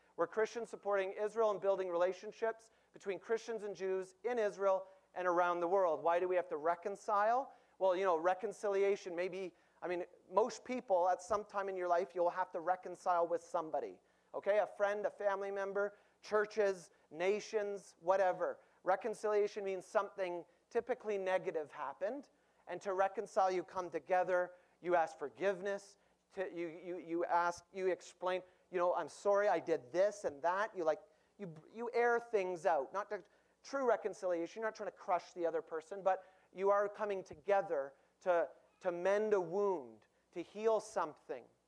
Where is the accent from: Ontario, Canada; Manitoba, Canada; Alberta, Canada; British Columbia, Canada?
Manitoba, Canada; Winnipeg; I'm from Winnipeg.